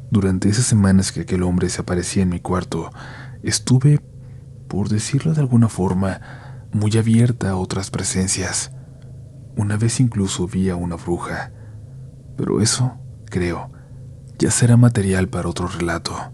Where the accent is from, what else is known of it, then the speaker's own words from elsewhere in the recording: Xalapa, Veracruz, Mexico; Yo soy de Jalapa, Veracruz, mi familia es de la Ciudad de México